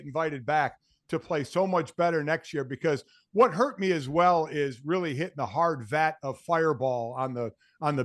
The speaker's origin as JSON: {"language": "English", "town": "Cleveland", "region": "Ohio", "country": "United States", "tie": "born or raised there", "said": "I grew up in Cleveland, so I followed the Browns"}